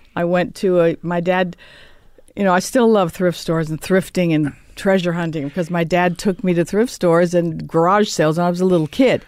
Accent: Los Angeles, California, United States; I was raised in Reseda

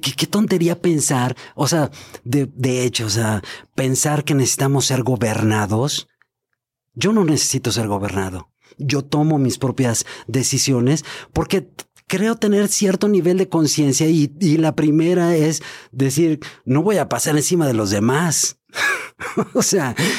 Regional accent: Mexico; soy mexicano

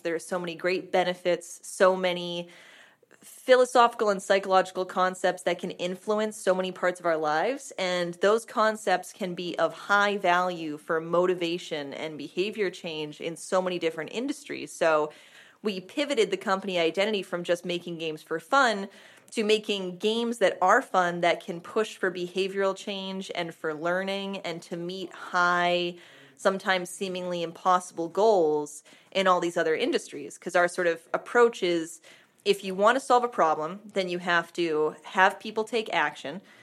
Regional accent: Vermont, United States; growing up in Vermont, everything's a half an hour commute.

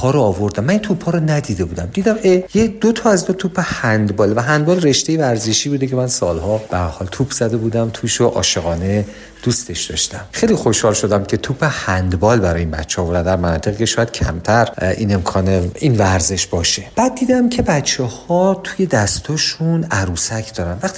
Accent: Iran; من به خودم به عنوان یک ایرانی بالیدم

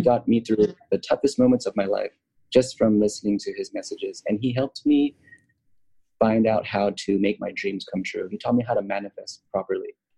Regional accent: United States; also born or lived in Los Angeles; I grew up in America my whole life

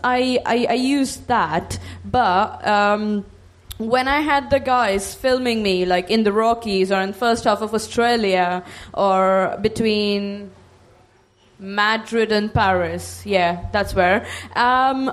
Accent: India; I am Indian

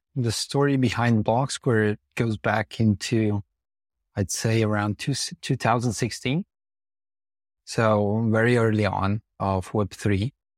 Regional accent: Slovenia; So we come from Slovenia, based mainly as a team in Ljubljana

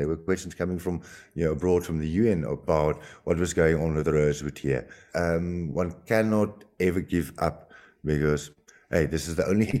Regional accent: Namibia

